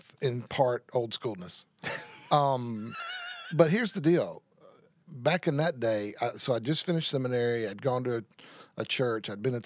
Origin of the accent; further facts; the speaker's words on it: Tyler, Texas, United States; moved away as an adult; also born or lived in North Carolina; now in Bossier City, United States; I grew up in Tyler, Texas